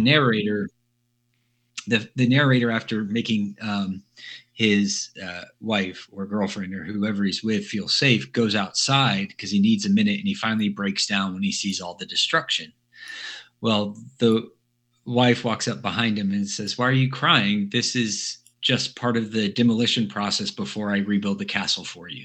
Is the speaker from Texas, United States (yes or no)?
yes; Dallas, Texas, United States; I grew up in Dallas